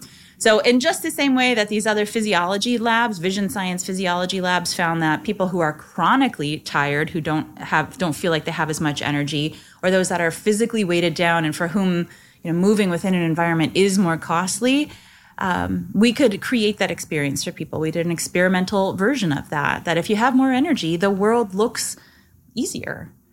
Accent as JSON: {"language": "English", "region": "Nebraska", "country": "United States", "tie": "born or raised there", "said": "I grew up in Nebraska, actually, where Kool-Aid is from. It originated in Nebraska."}